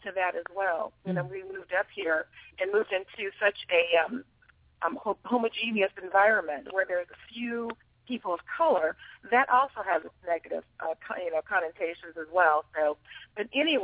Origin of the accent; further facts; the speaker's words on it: Los Angeles, California, United States; moved away as an adult; now in Vancouver, Washington, United States; I'm originally from Los Angeles, California